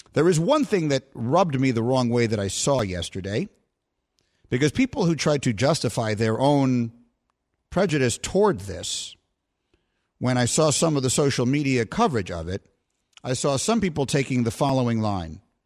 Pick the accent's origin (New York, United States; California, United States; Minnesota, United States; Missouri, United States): New York, United States; New York City; I grew up in Greenwich Village, New York, which in the seventies, when I was growing up there, was probably the most heavily gay neighborhood in the United States